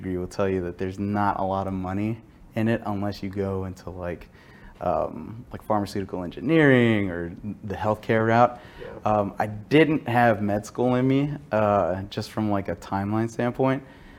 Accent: Dallas, Texas, United States; I was born and raised in Texas, specifically the North Texas, Dallas area

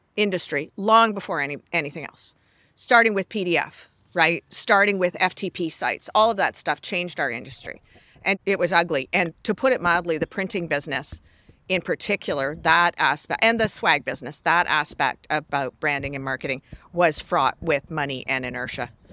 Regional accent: Canada; I'm Canadian

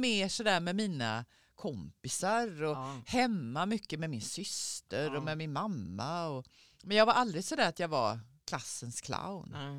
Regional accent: Skåne, Sweden; moved away as an adult; also born or lived in Gothenburg; now in Stockholm, Sweden; sen flyttade jag därifrån när jag var tio, när jag till Skåne

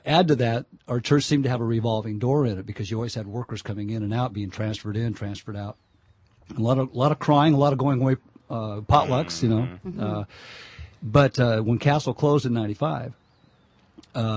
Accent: Winton, California, United States; I grew up in Winton. Yeah. California, and loved growing up there.

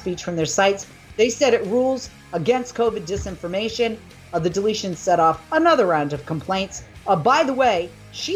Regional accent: outside of Boston, Massachusetts, United States; When I was 9 years old, growing up outside of Boston in Massachusetts

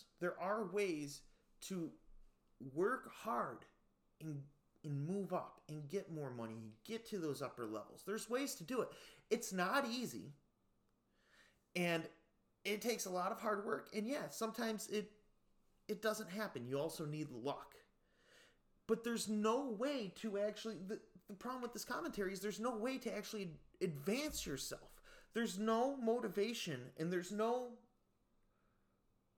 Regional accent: United States; growing up in the United States

